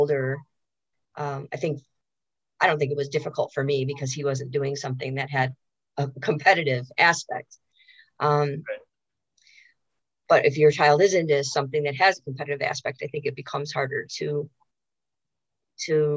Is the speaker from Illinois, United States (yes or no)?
yes; Chicago, Illinois, United States; we're from Chicago